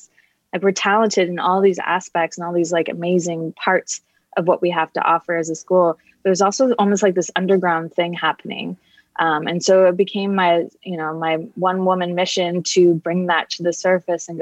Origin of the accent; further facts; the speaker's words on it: Kingston, Ontario, Canada; moved away; also born or lived in Toronto, Canada; I'm from Canada originally. I lived in Toronto for 13 years. And before that, a small town, Kingston, Ontario